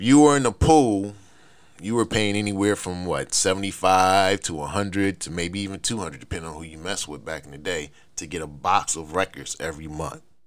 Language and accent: English; Buffalo, New York, United States; growing up in Buffalo